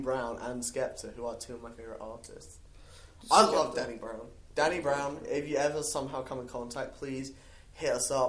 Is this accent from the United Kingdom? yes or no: yes; England, United Kingdom; now in United States